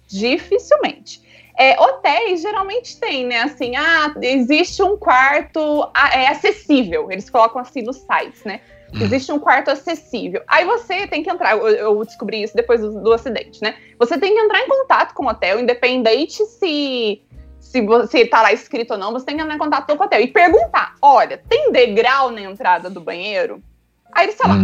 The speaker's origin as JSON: {"language": "Portuguese", "town": "Santa Rita do Sapucaí", "region": "Minas Gerais", "country": "Brazil", "said": "sou aqui do sul de Minas, Santa Rita do Sapucaí"}